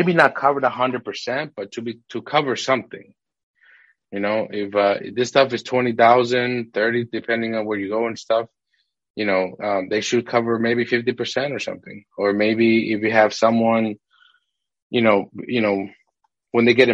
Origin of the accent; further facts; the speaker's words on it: Massachusetts, United States; moved away as an adult; now in Houston, United States; the city we grew up in Massachusetts, it was a rough city